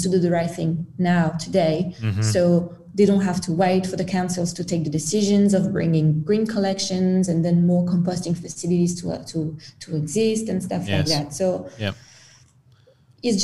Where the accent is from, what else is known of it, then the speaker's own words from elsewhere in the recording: France; English is a second language; moved away as an adult; now in Australia; I'm not Australian. English is not my first language. I'm French